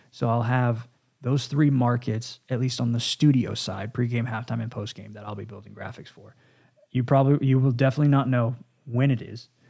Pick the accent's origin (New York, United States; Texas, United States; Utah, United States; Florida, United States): Texas, United States; Dallas; the Dallas Cowboys, Again, this is my hometown.